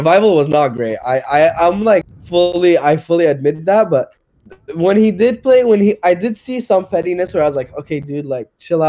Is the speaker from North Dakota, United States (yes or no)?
no; Sacramento, California, United States; my hometown, Sac.